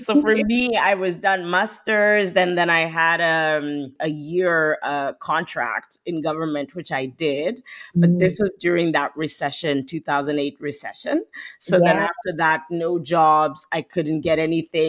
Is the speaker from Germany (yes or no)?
no; Kenya; moved away as an adult; also born or lived in Canada; born and raised in Kenya